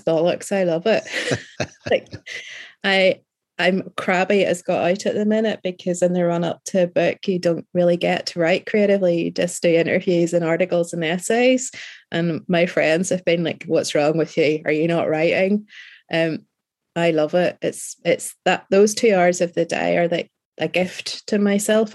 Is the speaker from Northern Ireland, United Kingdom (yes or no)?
yes; Northern Ireland, United Kingdom; being a Northern Irish rider